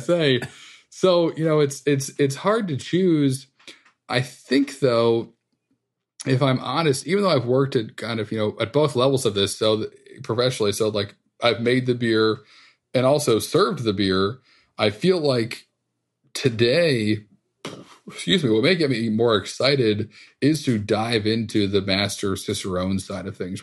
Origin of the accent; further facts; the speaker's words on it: Northeast, United States; growing up in the Northeast